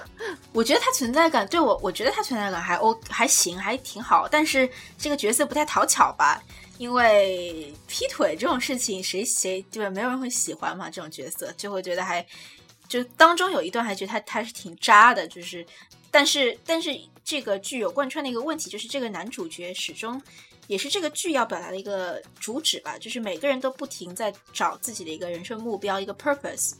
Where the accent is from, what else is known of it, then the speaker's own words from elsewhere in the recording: China; 我们中国人